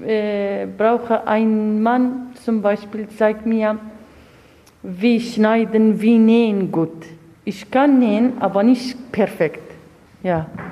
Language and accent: German; northern Iraq, Iraq; German is a second language; now in Munich, Germany; Ich bin aus dem Nordirak